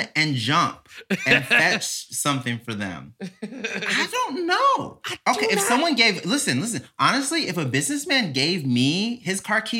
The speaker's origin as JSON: {"language": "English", "region": "Mississippi", "country": "United States", "tie": "born or raised there", "said": "Born and raised in Mississippi."}